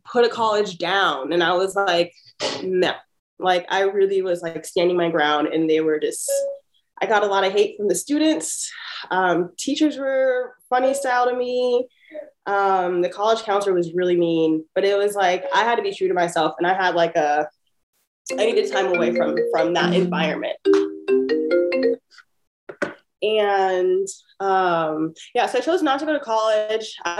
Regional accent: Pasadena, California, United States; growing up in Pasadena

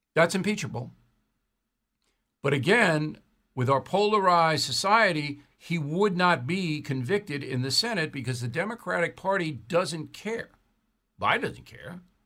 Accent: United States

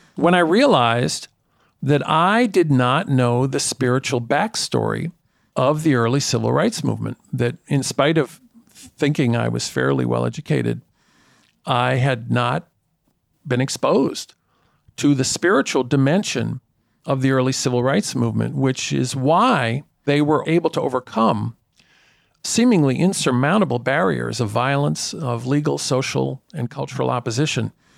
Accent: New York City, New York, United States; I grew up in Spanish Harlem in a precinct with the highest rate of violent crime of any precinct in the borough of Manhattan

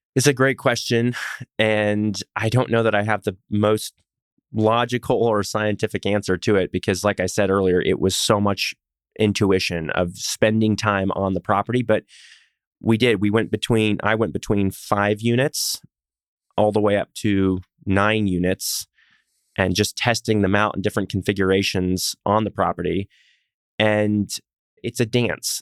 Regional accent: Texas, United States; also born or lived in Pacific Northwest; I'm a Texan

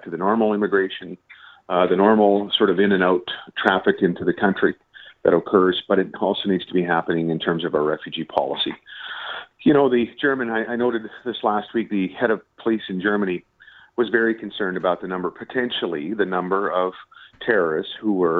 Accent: Canada; as a Canadian

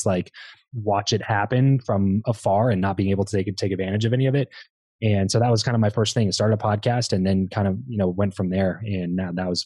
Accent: Lancaster, California, United States; moved away; I grew up in Southern California, a little town called Lancaster that nobody really knows about

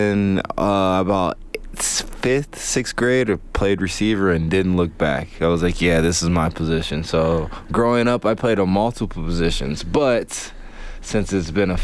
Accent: Columbus, Ohio, United States; I grew up in Columbus, Ohio

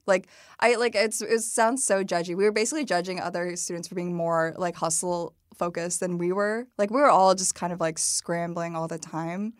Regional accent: Dunlap, Illinois, United States; also born or lived in Madison, Wisconsin / Peoria, Illinois; we moved to Peoria, Illinois, um, pretty quickly, like I think when I was like four or five

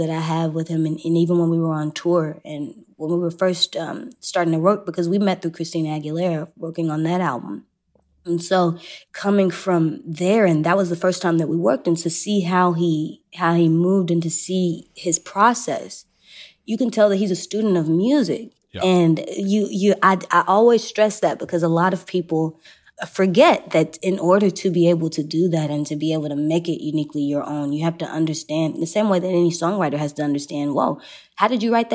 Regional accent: Texas, United States; I'm from Texas

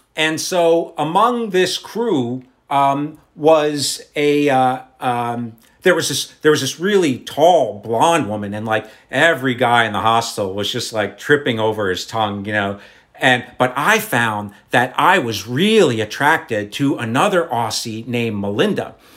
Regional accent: United States; je suis Americain

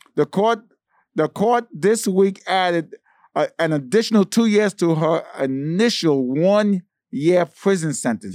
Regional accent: New York City, New York, United States; I'm from East New York

